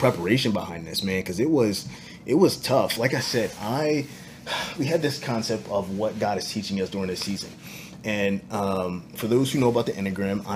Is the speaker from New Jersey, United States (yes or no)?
yes; New Jersey, United States; moved away as an adult; now in Tulsa, United States; I'm born and raised in Jersey boy